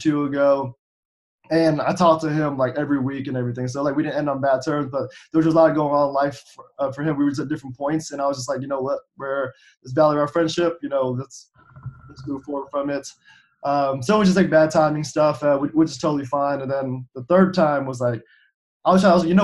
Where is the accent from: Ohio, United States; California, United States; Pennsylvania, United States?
Ohio, United States; Cincinnati; came back to Cincinnati, which is my hometown